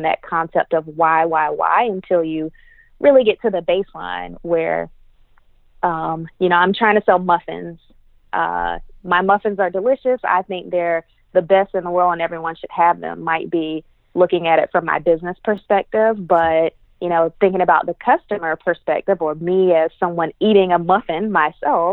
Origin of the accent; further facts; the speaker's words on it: Greenville, South Carolina, United States; Greenville, South Carolina, my hometown